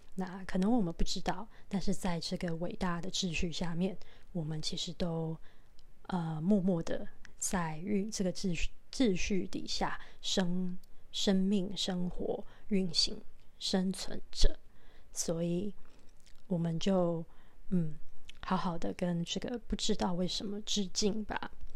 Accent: Taiwan; 那是我们台湾人共同的一个， 呃， 大型灾难的回忆

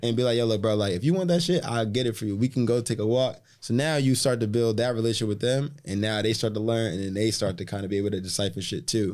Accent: Boston, Massachusetts, United States; now in Miami, United States; I wasn't from New York, I was from Boston

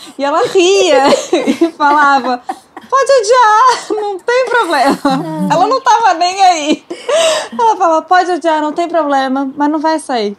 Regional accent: Brasília, Federal District, Brazil; Em Brasília, a gente é de Brasília tem essa coisa do rock

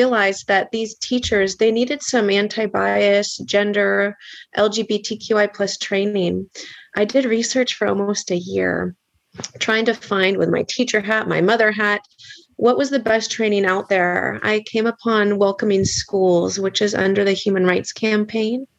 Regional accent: Petaluma, California, United States; I was born and raised in Petaluma

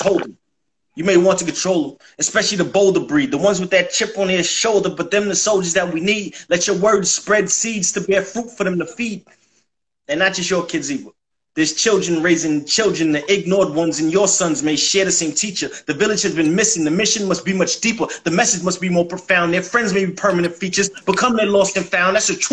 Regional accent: Mount Vernon, New York, United States; also born or lived in New Jersey; now in Atlanta, United States; I'm from New York, from Mount Vernon, New York. Money earning Mount Vernon. But Atlanta is home, and I touched down here seven years ago

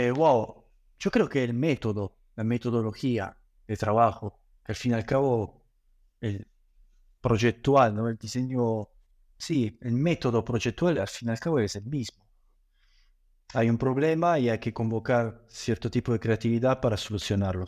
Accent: Italy; moved away as an adult; also born or lived in Granada, Spain / Buenos Aires, Argentina; me fui eh, de Italia, donde nací me formé hasta los 19 años

